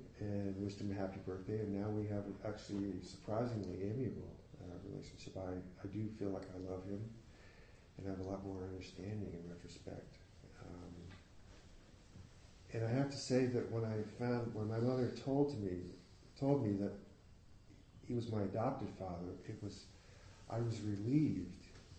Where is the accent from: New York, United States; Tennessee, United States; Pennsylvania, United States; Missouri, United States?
Pennsylvania, United States; Philadelphia; born there; I was born in Philadelphia and in a hospital named after the first homeopathic physician.